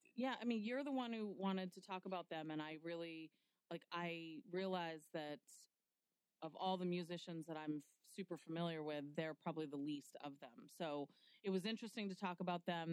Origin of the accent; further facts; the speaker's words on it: New York City, New York, United States; I was born in Manhattan